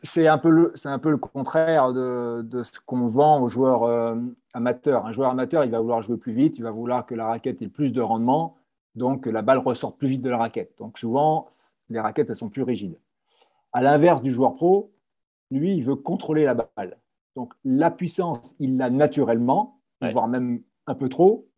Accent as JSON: {"language": "French", "town": "Paris", "region": "Île-de-France", "country": "France"}